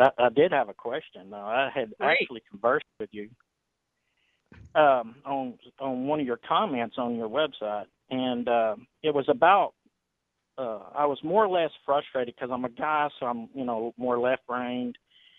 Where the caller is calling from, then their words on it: San Antonio, Texas, United States; From Texas.